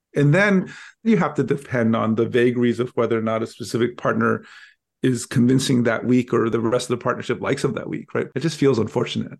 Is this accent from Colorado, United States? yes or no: no; Los Angeles, California, United States; when I grew up in Los Angeles, I grew up in a part just east of downtown